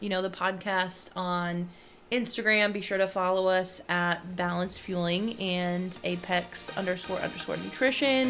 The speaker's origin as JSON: {"language": "English", "town": "Barrington", "country": "United States", "tie": "born or raised there", "said": "I grew up in Barrington"}